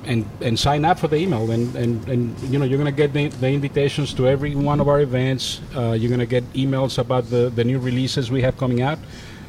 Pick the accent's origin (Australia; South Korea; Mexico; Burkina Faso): Mexico; now in United States; I grew up in Mexico.